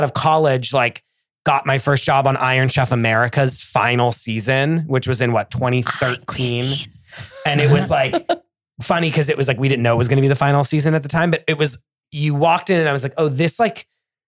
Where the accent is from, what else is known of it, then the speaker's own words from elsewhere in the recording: New Castle, Pennsylvania, United States; moved away; I grew up in Newcastle, Pennsylvania, which is like an hour north of Pittsburgh, 15 minutes away from Ohio